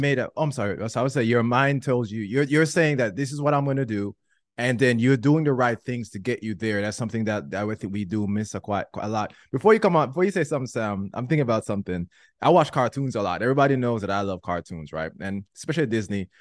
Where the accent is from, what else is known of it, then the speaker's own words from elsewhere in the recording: Jamaica; I'm Jamaican